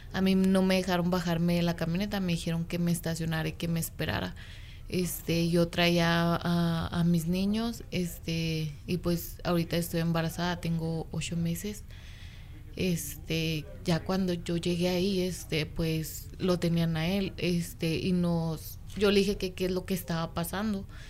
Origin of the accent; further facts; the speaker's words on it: Mexico City, Mexico; moved away as an adult; now in Sparks, United States; Yo soy de México